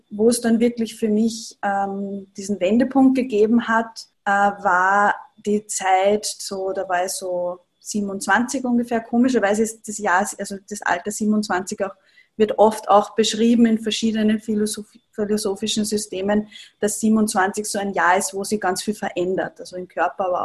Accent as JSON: {"language": "German", "region": "Upper Austria", "country": "Austria", "lives_now": "Vienna, Austria", "said": "Ich komme aus Oberösterreich und habe eine Ayurveda-Praxis im siebten Bezirk in Wien."}